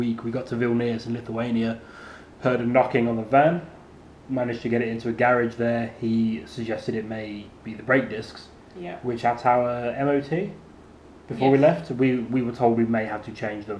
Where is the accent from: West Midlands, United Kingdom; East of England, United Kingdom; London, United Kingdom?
West Midlands, United Kingdom; just outside Birmingham; I was brought up just outside Birmingham.